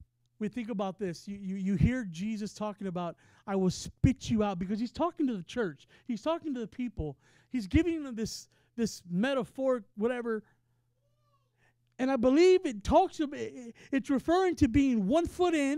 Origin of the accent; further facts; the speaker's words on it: Texas, United States; now in Ohio, United States; I'm from Texas